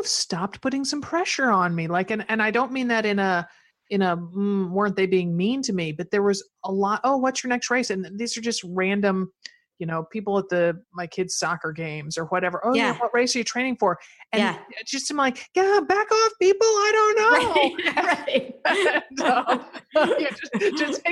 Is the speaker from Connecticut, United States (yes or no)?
yes; Connecticut, United States; moved away; growing up in Connecticut, I could, if I took you back to my mother's old house, my parents' old house